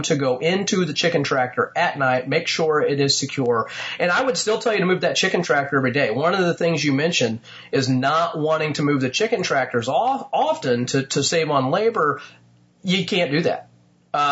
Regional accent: Indiana, United States; my home state of Indiana

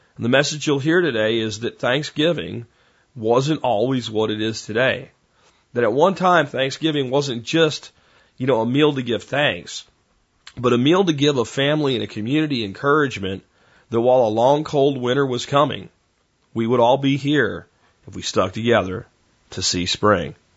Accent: Florida, United States; accent: Florida; also born or lived in Pennsylvania; I moved from Pennsylvania to Florida with my family.

